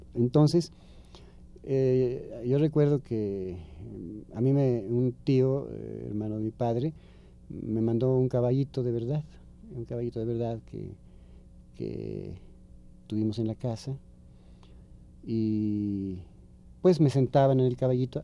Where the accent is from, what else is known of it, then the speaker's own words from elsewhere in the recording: Chiapas, Mexico; also born or lived in San Cristóbal de las Casas, Chiapas; now in Mexico City, Mexico; a los cinco años eh, volvimos otra vez a Chiapas